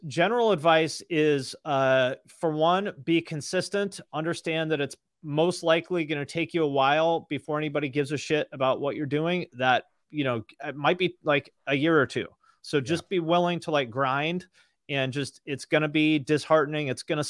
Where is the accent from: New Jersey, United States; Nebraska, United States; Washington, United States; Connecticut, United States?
Washington, United States; born or raised there